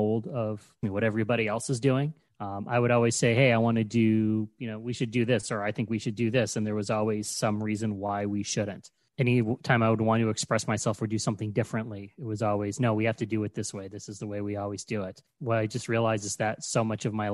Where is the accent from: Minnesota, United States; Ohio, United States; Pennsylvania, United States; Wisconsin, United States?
Ohio, United States; moved away as an adult; also born or lived in New York City; I was living in New York City and I moved to my home state of Ohio